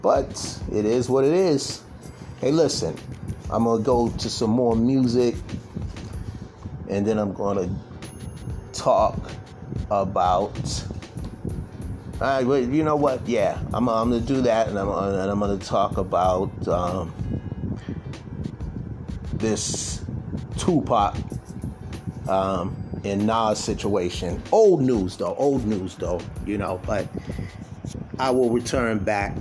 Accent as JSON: {"language": "English", "town": "Boston", "region": "Massachusetts", "country": "United States", "said": "I wasn't from the Bronx, I wasn't from New York, I'm from Boston."}